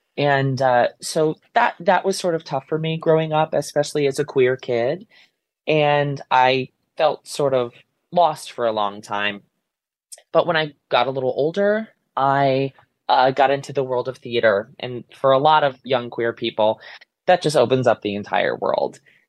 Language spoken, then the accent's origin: English; Ansonia, Connecticut, United States; I grew up in a very small town in Connecticut. I grew up in Ansonia. I still live in Ansonia. I want to say it's the second smallest city in the state.